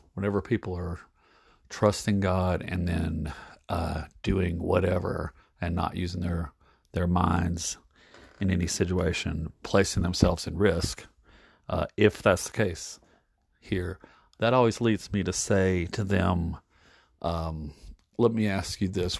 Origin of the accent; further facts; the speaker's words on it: United States; as an American in the United States